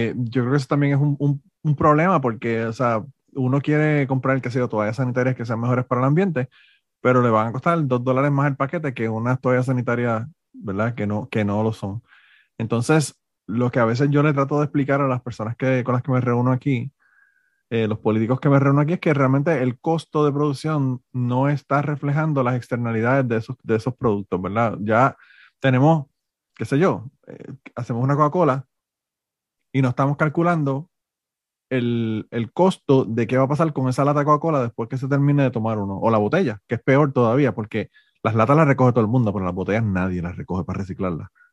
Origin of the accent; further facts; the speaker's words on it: Puerto Rico; moved away as an adult; now in Florida, United States; me crié en Puerto Rico